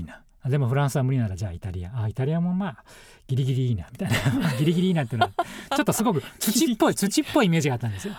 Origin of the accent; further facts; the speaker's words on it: Ibaraki, Japan; moved away; 僕の場合は茨城県と田舎に生まれてるんですけど